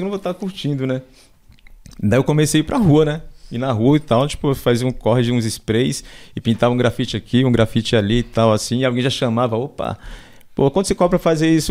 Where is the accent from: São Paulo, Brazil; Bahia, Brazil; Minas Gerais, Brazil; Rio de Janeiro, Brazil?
São Paulo, Brazil; also born or lived in Pernambuco / Embu das Artes; minha infância foi na favela do Paraisópolis